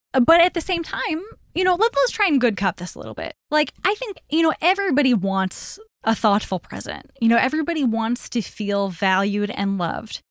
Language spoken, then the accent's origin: English; Chicago, Illinois, United States; I grew up in Chicago, too.